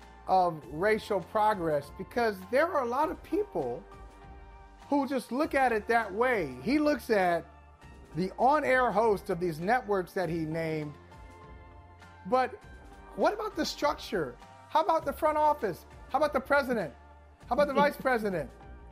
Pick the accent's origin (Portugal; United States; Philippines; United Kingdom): United States; Midwest; moved away; I grew up in the Midwest.